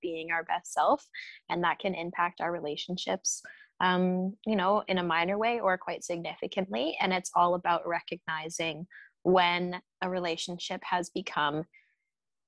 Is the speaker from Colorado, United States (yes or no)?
yes; Aurora, Colorado, United States; moved away; When I go back to Aurora, Colorado